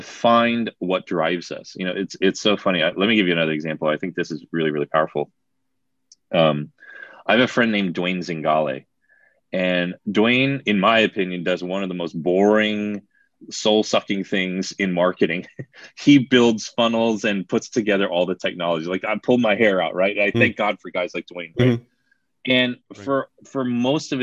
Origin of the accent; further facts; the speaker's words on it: New Jersey, United States; moved away; I'm from New Jersey originally